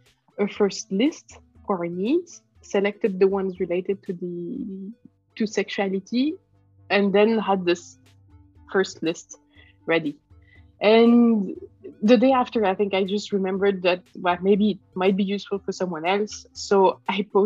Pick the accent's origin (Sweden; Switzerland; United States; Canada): Switzerland; I'm from Switzerland